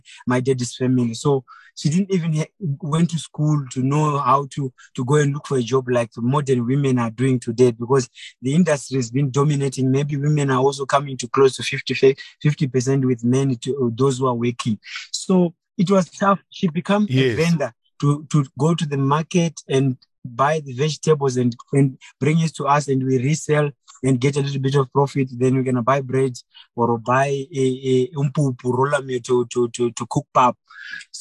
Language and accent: English; Mutoko, Mashonaland East, Zimbabwe; I grew up I was born in Mutoko in a family of seven